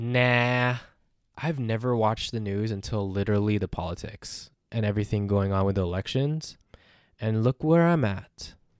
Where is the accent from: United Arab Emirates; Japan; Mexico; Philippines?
Philippines; I'm a Filipino man.